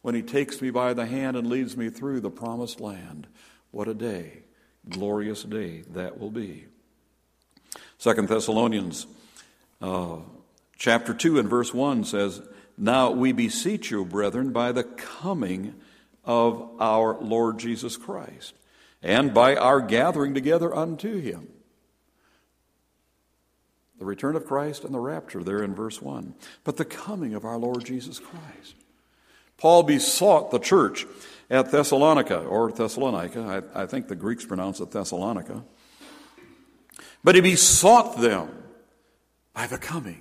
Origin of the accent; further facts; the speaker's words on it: Stillwater, Minnesota, United States; also born or lived in Peking, Illinois; now in Duluth, United States; I was born in 1946 in Stillwater